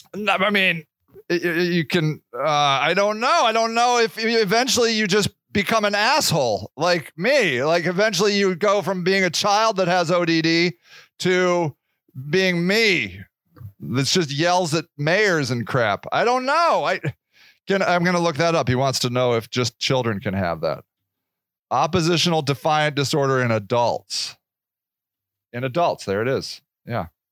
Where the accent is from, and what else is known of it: United States